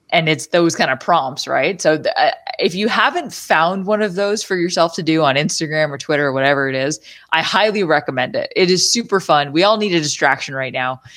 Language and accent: English; Deep River, Ontario, Canada; also born or lived in Arnprior, Ontario; I grew up in Deep River and then we moved to Arm Prior.